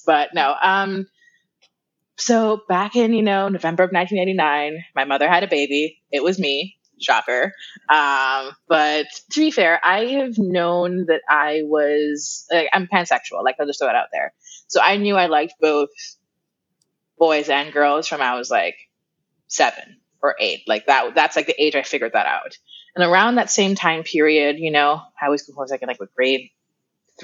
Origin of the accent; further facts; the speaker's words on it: Kingston, Jamaica; moved away as an adult; now in Florida, United States; I am originally from Kingston, Jamaica. That's where I was born and raised. Moved to the U.S. about 10 years ago, and I live in Florida